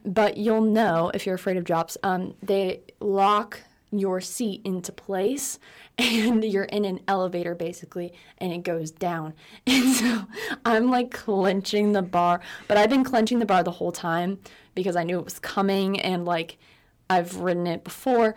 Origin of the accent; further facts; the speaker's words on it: West Coast of Florida, United States; moved away as an adult; now in California, United States; I'm actually from the West Coast of Florida. and I've lived there for eighteen years, but I did live on the east coast of Florida for six years.